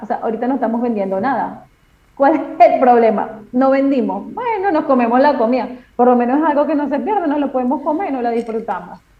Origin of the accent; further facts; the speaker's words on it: Venezuela; moved away as an adult; now in Argentina; soy venezolana